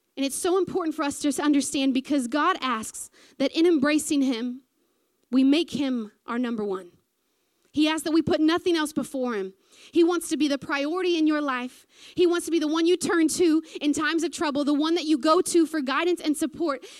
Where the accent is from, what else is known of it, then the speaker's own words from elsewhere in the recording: American South, United States; accent: southern; moved away as an adult; now in New Zealand; sometimes when I get nervous is when I go real southern